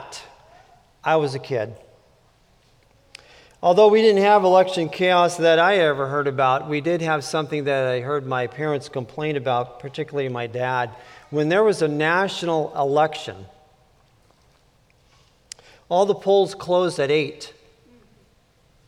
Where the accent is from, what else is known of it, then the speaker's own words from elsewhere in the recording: California, United States; I grew up in California a very long time ago